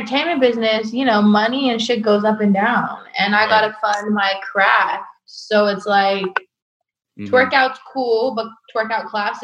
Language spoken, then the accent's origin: English; Bay Area, California, United States; I'm from the Bay Area